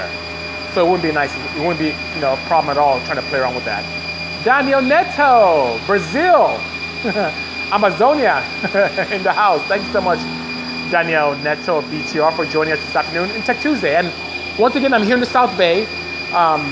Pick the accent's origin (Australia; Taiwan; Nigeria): Nigeria; moved away as an adult; also born or lived in Ontario, California, United States; now in United States; I'm originally from Nigeria, but I'm here in the US. I've been here since 89, and I go home often